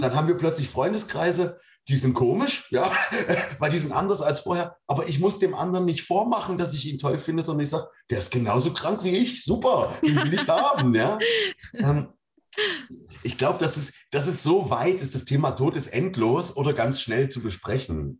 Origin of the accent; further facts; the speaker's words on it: Germany; Ich komme aus der DDR, da gibt es keinen Gott.